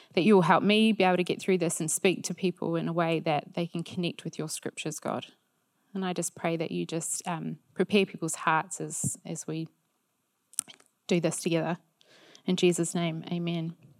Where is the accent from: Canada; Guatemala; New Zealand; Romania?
New Zealand; being a Kiwi